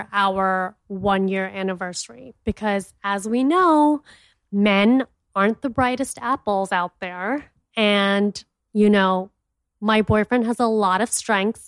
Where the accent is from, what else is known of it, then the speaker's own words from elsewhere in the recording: India; I'm an Indian entrepreneur and TV personality